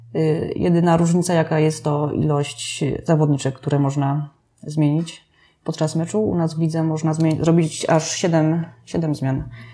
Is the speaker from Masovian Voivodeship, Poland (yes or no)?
no; Staniątki, Lesser Poland, Poland; Ja ze Staniątek pochodzę